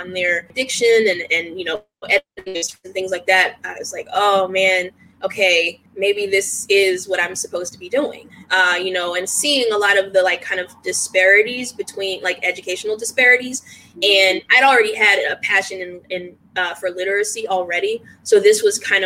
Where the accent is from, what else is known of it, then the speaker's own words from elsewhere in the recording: Washington, District of Columbia, United States; moved away as an adult; I'm originally from Washington, D.C., super, super D.C. person in the sense that, like, I rep D.C. to the fullest. It is, you know, the place that raised me